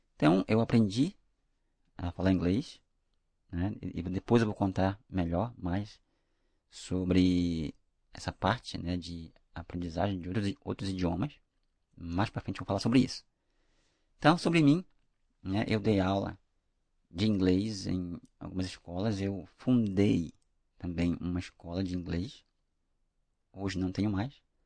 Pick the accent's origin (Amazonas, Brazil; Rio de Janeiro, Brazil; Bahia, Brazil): Amazonas, Brazil; Manaus; first language Portuguese; now in Ananindeua, Brazil; eu não sou daqui, eu sou de Manaus